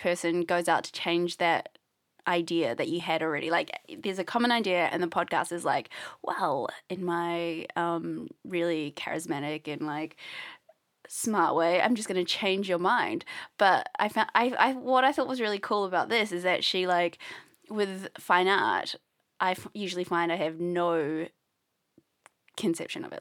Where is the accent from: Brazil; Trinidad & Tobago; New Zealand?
New Zealand; I'm from New Zealand